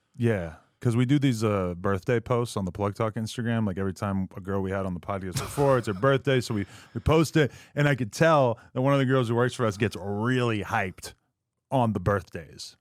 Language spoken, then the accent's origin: English; New Hampshire, United States; moved away as an adult; now in Los Angeles, United States; growing up in New Hampshire, I mean, a, and granted, I only lived there till I was, like, nineteen or twenty